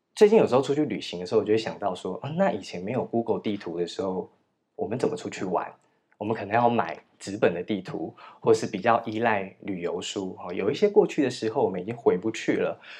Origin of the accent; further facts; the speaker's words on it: Chishang, Taitung County, Taiwan; moved away; 我从池上乡来，你知道我们乡下没有人家叫什么夜公馆，什么某某公馆，某某峪，某某府这样子